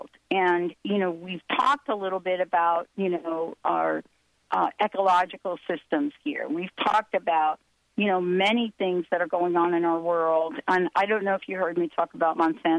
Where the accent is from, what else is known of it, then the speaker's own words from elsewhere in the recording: New Jersey, United States; also born or lived in New York; I was born in New York, grew up in New Jersey.